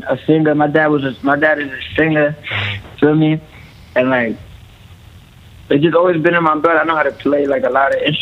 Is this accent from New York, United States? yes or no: yes; New York City, New York, United States; I'm from the Bronx, New York, raised